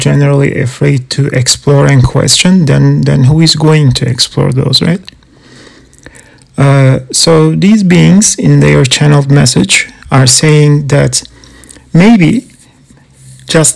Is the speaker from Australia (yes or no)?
no; Canada; I'm not American, I'm Canadian